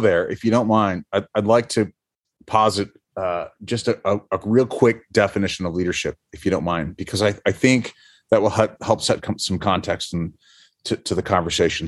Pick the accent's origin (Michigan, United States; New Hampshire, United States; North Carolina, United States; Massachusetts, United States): New Hampshire, United States; moved away; I'm from New Hampshire originally.